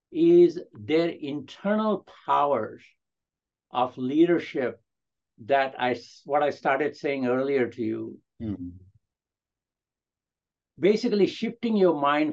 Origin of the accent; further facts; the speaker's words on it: India; English is a second language; do I feel included even though I'm an Indian, even though I have an accent, even though I am 80 years old or whatever, right?